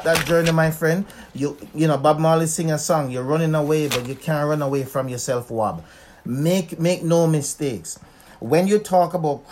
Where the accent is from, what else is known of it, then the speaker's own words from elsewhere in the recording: Winnipeg, Manitoba, Canada; I'm from Winnipeg